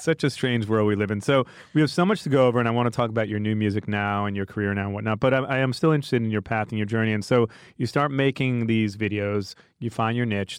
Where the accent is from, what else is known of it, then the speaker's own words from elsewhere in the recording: New York, United States; accent: New York; I'm from New York